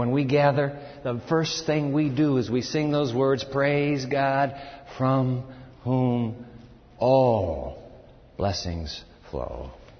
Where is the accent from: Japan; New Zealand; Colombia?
Japan; born there; I was born in Japan, so I'm an American kid, but grew up overseas.